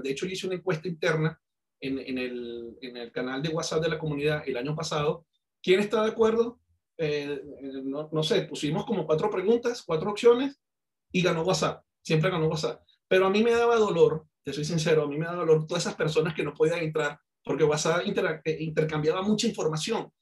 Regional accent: Venezuela; accent: Venezuelan; moved away as an adult; also born or lived in Cali, Colombia; now in Colombia; Yo, yo nací en Colombia, yo soy caleño, soy colombiano. Yo de muy pequeño me fui para Venezuela, viví treinta y seis años en Venezuela. Por eso de, mucha gente me, me compara con el acento y con mi, mi forma de ser como venezolano

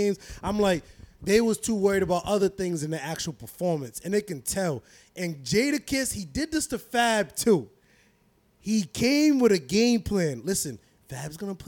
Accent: New York, United States; I'm from New York

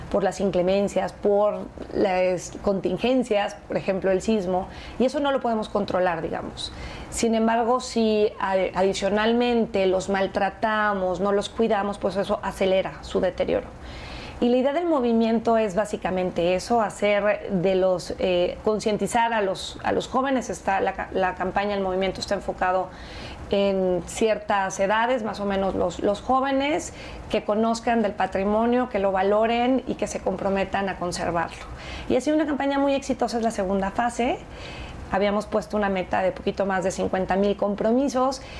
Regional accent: Mexico; sentirnos más orgullosos de cómo somos como mexicanos

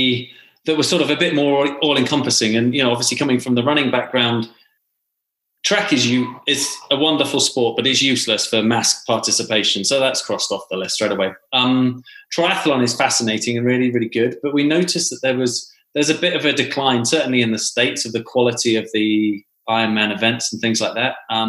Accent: Yorkshire and the Humber, United Kingdom; also born or lived in London; now in Scottsdale, United States; but I'm Yorkshire born, Yorkshire bred, thin in arm, thick in head. So I'm a Yorkshireman by heart. I've lived in 27 places.

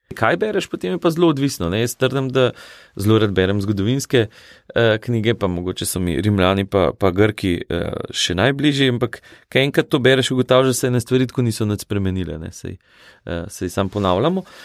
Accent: Valburga, Slovenia; also born or lived in Medvode; jaz sem smlejc oziroma iz Šentomprge, iz Valburge

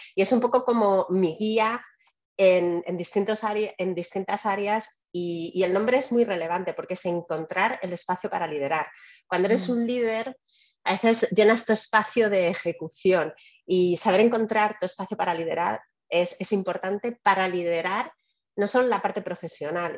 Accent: Spain; moved away as an adult; also born or lived in Albacete; now in United States; Yo creo que soy más española desde que estoy fuera de España

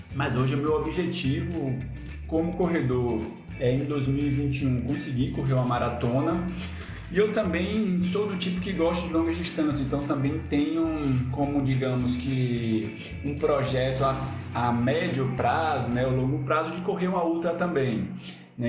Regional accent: Ilhéus, Bahia, Brazil; also born or lived in São Paulo; now in Recife, Brazil; Eu sou de Ilhéus, do sul da Bahia, né, mas aí eu fui morar em São Paulo, fiquei cinco anos lá, e aí em 2014 eu vim para Recife

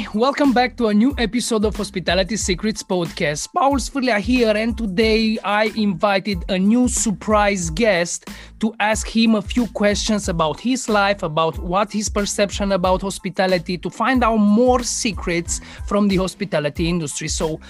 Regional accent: Romania; born or raised there

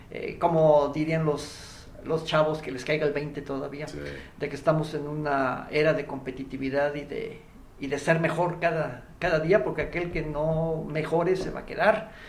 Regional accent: Veracruz, Mexico; cada vez que saben que yo soy de Veracruz y que estoy en el, por alguna razón laboral en el, en el Bajío.

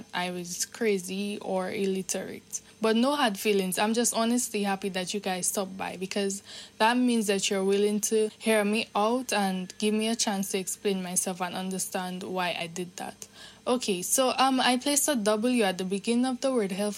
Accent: Dominica; I am from the Nature Isle of the Caribbean. And in case you guys don't know, the country which is considered the Nature Isle of the Caribbean is Dominica.

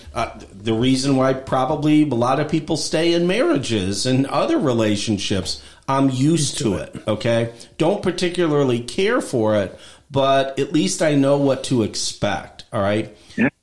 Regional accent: Midwest, United States; I grew up in 1960s in the Midwest

